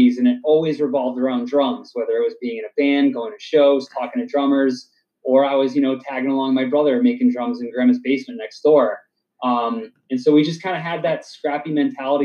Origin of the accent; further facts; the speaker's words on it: Dudley, Massachusetts, United States; also born or lived in Southbridge, Massachusetts; I grew up in Dudley and I still live in Dudley